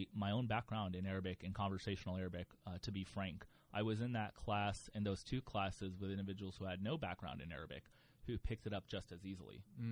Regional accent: New Port Richey, Florida, United States; I was born and raised in the Northwest suburbs of the Tampa Bay area, an area called Newport Richey

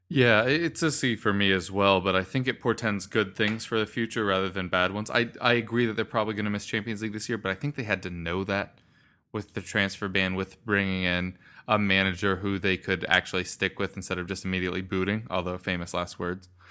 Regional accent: United States; being American

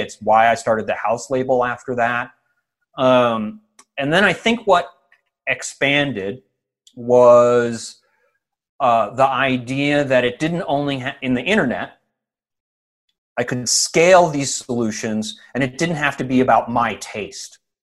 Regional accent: Evanston, Illinois, United States; also born or lived in Rochester, New York; I was born in Rochester, New York, because my dad worked for Kodak, but by the time I was like three years old, we were in Evanston, Illinois

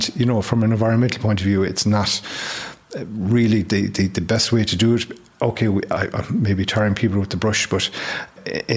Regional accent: Mayo, Connacht, Ireland; I'm from Mayo, and I have relatives in Achill

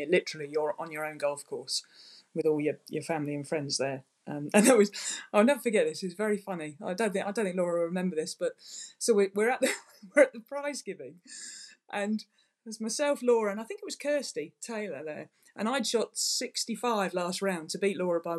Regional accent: England, United Kingdom; as an English person

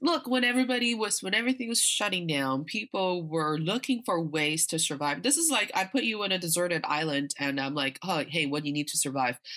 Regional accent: Northeast China, China; also born or lived in United States; now in Beijing, China; growing up in China

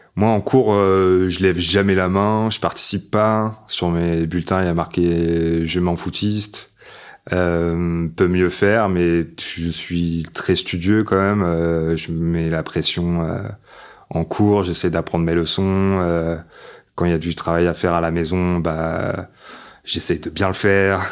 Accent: Paris, Île-de-France, France; also born or lived in Loir-et-Cher; je commence en septembre dans une école juste à côté du périph, dans le 12e arrondissement, Porte de Vincennes, école La Mauricière

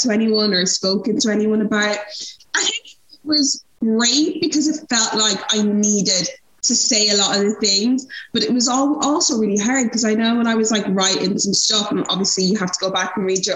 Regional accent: Ireland; also born or lived in Nigeria; I'm Irish

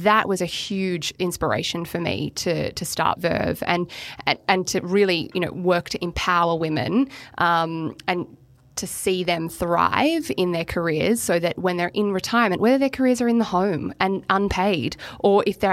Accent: Melbourne, Victoria, Australia; moved away as an adult; also born or lived in Queensland; I'm from Melbourne

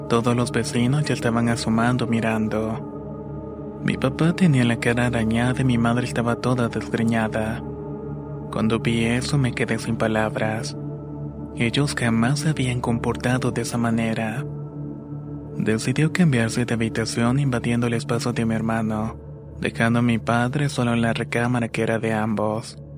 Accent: Mexico City, Mexico; now in Baja California Sur, Mexico; tengo 28 años y soy de la Ciudad de México, pero actualmente radico en Baja California Sur.

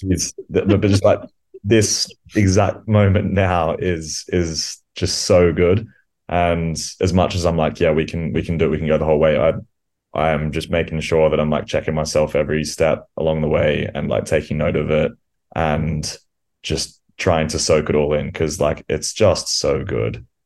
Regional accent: Australia; moved away; growing up in Australia

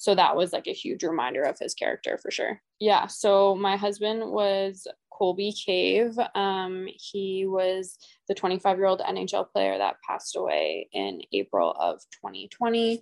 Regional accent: Edmonton, Alberta, Canada; I'm from Edmonton, Alberta.

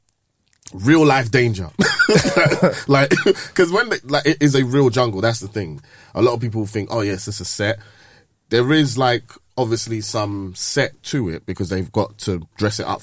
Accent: Nigeria; I'm Nigerian

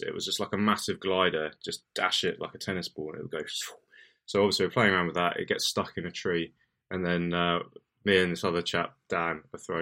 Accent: United Kingdom; being British

